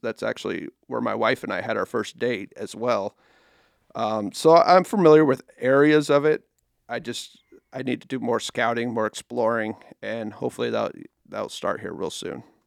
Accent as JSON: {"language": "English", "region": "Nebraska", "country": "United States", "tie": "born or raised there", "moved": "as an adult", "lives_now": "Council Bluffs, United States", "said": "I grew up in Nebraska, I mean, across the river"}